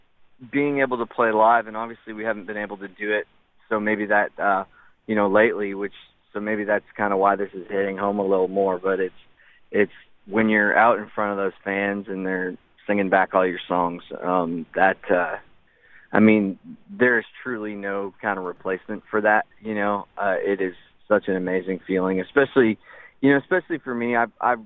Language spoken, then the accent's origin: English; Spirit River, Alberta, Canada; growing up in Spirit River, Alberta